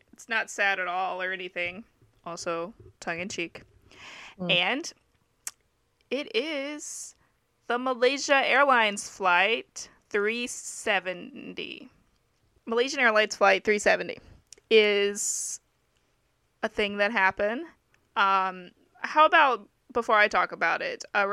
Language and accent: English; the Deep South of the US, United States; now in Japan; I am an English teacher in Japan, originally from the deep south of the U.S.